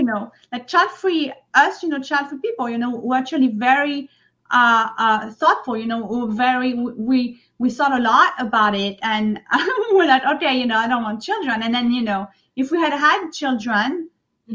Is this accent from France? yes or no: yes; Provence-Alpes-Côte d'Azur, France; English is a second language; moved away as an adult; now in New York City, United States; I grew up in France